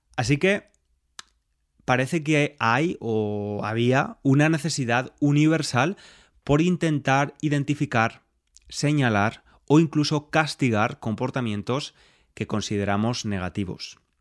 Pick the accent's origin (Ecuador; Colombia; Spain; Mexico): Spain; soy español y me crié bajo esta religión